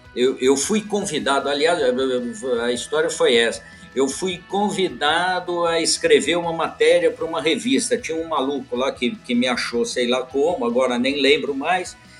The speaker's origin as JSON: {"language": "Portuguese", "region": "São Paulo", "country": "Brazil", "also_born_or_lived": "London", "moved": "as an adult", "said": "Eu sou, eu sou paulistano"}